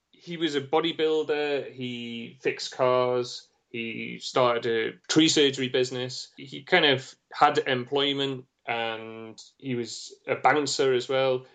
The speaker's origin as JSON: {"language": "English", "region": "North East England", "country": "United Kingdom", "also_born_or_lived": "London", "moved": "as an adult", "said": "I'm from the Northeast"}